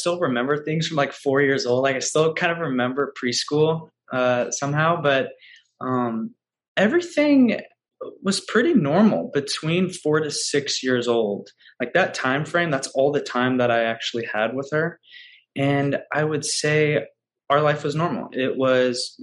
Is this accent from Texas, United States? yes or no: no; Louisville, Kentucky, United States; I grew up in Louisville, Kentucky